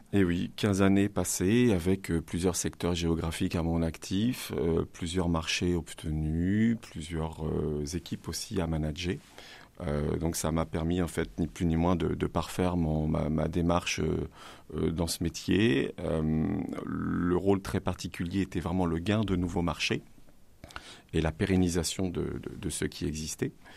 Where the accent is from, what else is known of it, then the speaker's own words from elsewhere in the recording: Le Havre, Normandy, France; moved away as an adult; also born or lived in Rouen area; now in Rouen, France; Je viens du Havre et depuis mes 20 ans maintenant, j'habite sur la Rouennaise.